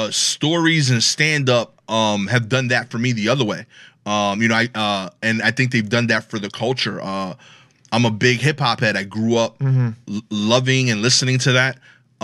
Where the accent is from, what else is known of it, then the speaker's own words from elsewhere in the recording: Brooklyn, New York, United States; talk the way I talk. I have an accent. {S0} Yeah, yeah, yeah. {S3} And I'm from Brooklyn.